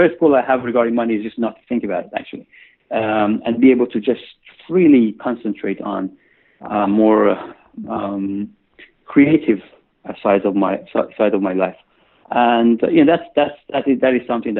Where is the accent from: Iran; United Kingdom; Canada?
Iran; I had a strange childhood, when we were growing up in Iran after the time of revolution and during the war